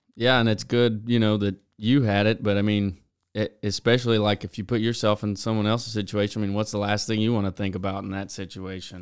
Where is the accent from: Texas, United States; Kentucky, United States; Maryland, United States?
Texas, United States; Beeville; also born or lived in College Station, Texas; I was born and raised in Beeville, uh, Texas